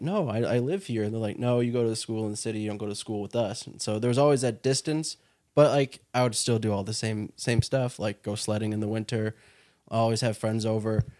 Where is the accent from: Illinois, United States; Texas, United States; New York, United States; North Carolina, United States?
Illinois, United States; Bolingbrook; now in Chicago, United States; I grew up in Bolingbrook